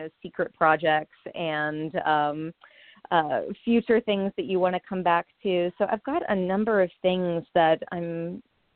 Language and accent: English; near Charlottesville, Virginia, United States; Charlottesville, Virginia, which is not too far away from my hometown